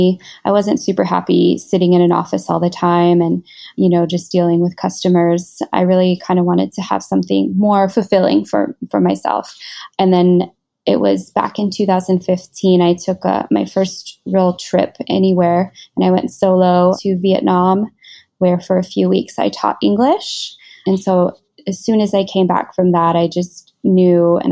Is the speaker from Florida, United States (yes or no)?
no; Washington, United States; moved away as an adult; now in Singapore; I was born and raised in Washington State in America